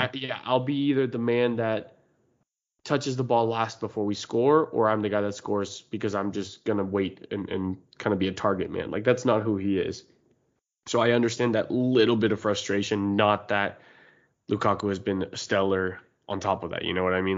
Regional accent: United States; we're American

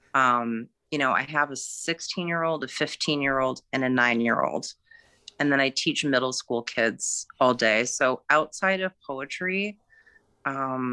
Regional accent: Michigan, United States; moved away as an adult; also born or lived in Massachusetts; now in Connecticut, United States; I grew up in Michigan. And I live in Connecticut now

